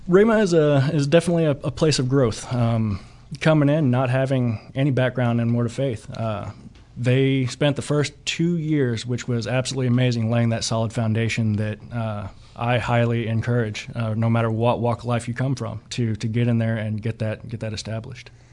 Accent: Catoosa, Oklahoma, United States; I'm actually from the Tulsa area, just east of Catoosa, about twenty minutes

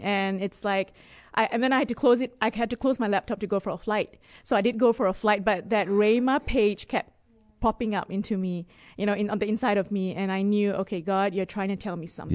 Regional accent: Singapore; moved away as an adult; also born or lived in Dubai; I was born in Singapore, and I lived in Dubai before this.

